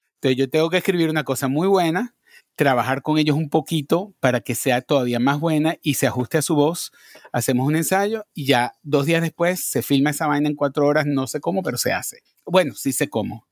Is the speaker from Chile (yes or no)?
no; Venezuela; moved away as an adult; also born or lived in Madrid, Spain; now in New York, United States; yo nací en Madrid. Lo que pasa es que mi familia se fue a vivir a Venezuela cuando yo tenía cuatro años.